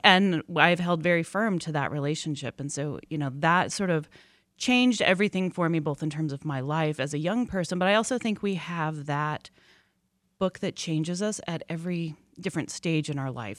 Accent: Colorado, United States; a young girl growing up in Colorado

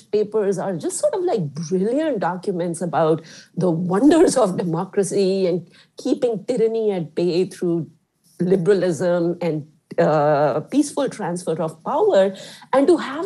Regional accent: India; moved away; I grew up in India

